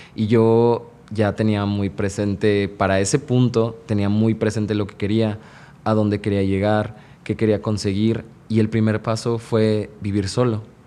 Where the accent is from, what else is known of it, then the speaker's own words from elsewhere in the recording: Veracruz, Mexico; moved away as an adult; now in Mexico City, Mexico; Yo soy de Veracruz, del puerto de Veracruz. Trabajé como cuatro años en Veracruz y después decidí este, irme de Veracruz a trabajar a la Ciudad de México.